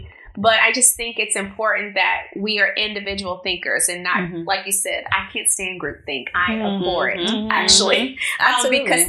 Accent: Arkansas, United States; I mean, I'm Arkansas proud. Don't get me wrong. But yeah, this is definitely home now for me. But my accent still isn't completely gone.

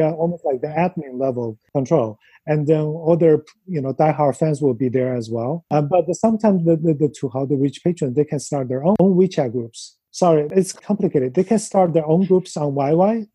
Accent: China; moved away as an adult; also born or lived in Los Angeles, United States; now in New York, United States; growing up in China, in like middle school and high school

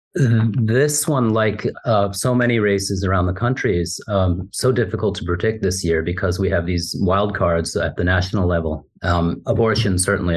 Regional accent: East Hampton, New York, United States; having grown up out here

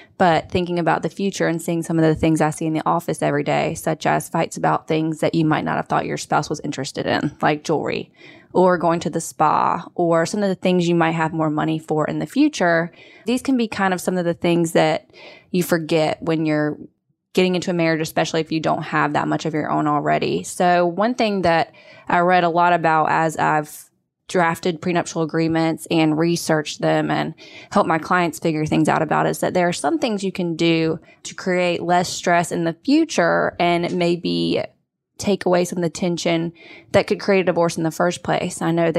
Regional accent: Sanford, North Carolina, United States; I grew up in Sanford, North Carolina, a small town, lived in Raleigh and Greensboro, and now I'm here working for Lee in family law.

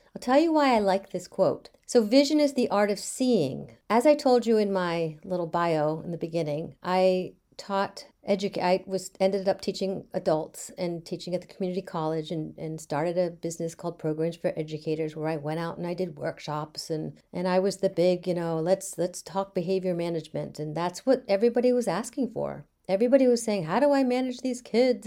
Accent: Bethesda, Maryland, United States; now in Beverly, United States; I grew up in Bethesda, Maryland

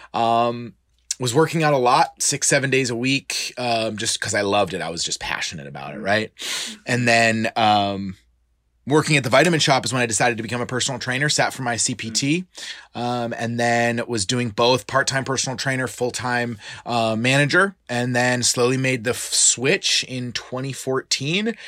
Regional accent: Clearwater, Florida, United States; I was originally born and raised in Clearwater, Florida. I went to high school here

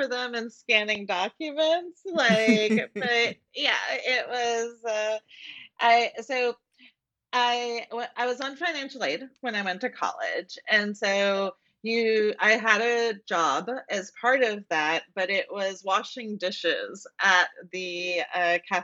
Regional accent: Florida, United States; also born or lived in Puerto Rico; I grew up in Florida, and public schools in Florida are not that good.

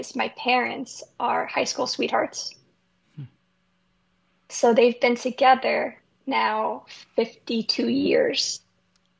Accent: Port Jefferson, New York, United States; also born or lived in Miller Place, New York; we moved from Miller Place to Port Jefferson, New York

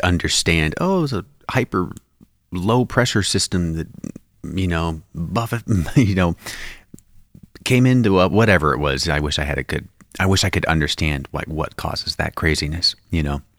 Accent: Spokane Valley, Washington, United States; where I grew up in the Spokane Valley in Washington State

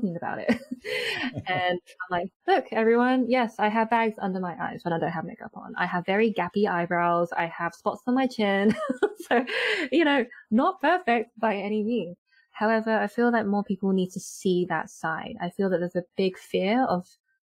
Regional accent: United Kingdom; I am British born Chinese, and in my family when I was growing up

